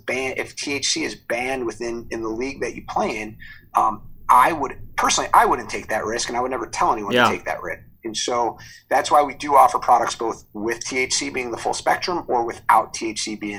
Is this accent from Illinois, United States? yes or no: yes; Chicago, Illinois, United States; born and raised, obviously, in Chicago.